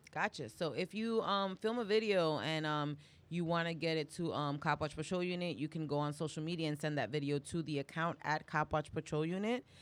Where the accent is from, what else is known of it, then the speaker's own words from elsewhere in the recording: New York City, New York, United States; also born or lived in Bronx; I was raised in Harlem and East Harlem, and I've been in the Bronx for the last, like, twenty years